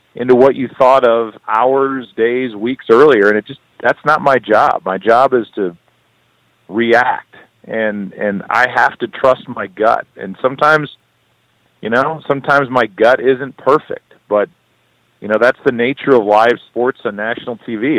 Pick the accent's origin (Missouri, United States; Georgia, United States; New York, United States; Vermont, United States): Missouri, United States; St. Louis; I'm proud to be from St. Louis